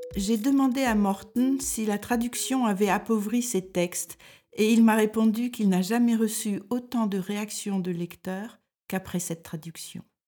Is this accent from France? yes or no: yes; France; moved away as an adult; now in Denmark